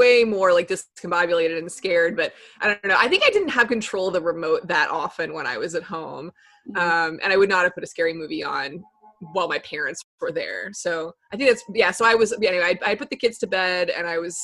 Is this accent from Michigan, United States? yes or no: no; Texas, United States; now in Brooklyn, United States; I'm originally from Texas